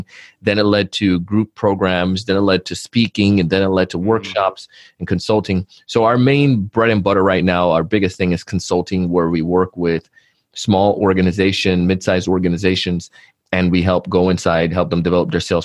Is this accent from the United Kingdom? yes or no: no; Jamaica; as a kid growing up in Jamaica, our family had family shops